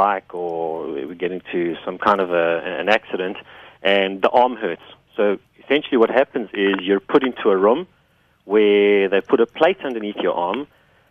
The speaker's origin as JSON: {"language": "English", "country": "South Africa", "said": "we're South African"}